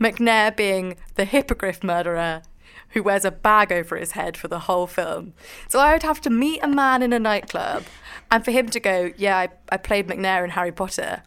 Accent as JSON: {"language": "English", "region": "Scotland", "country": "United Kingdom", "said": "I am Scottish and a little bit posh."}